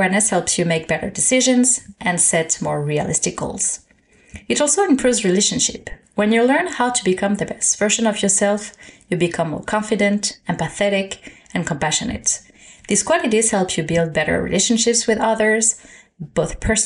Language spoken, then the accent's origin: English; Paris, Île-de-France, France; moved away as an adult; now in Canada; Born and raised in Paris